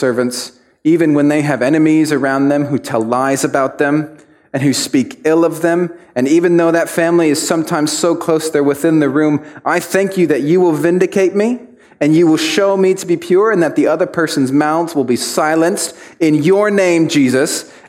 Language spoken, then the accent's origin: English; Mexico; I grew up in Mexico and my dad was a pastor, and there was this one church we were pastoring.